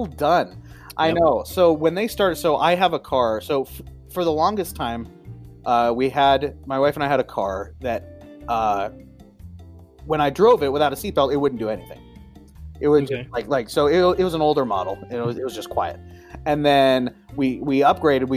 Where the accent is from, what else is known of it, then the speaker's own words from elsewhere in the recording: Eastern Washington, United States; growing up on Eastern Washington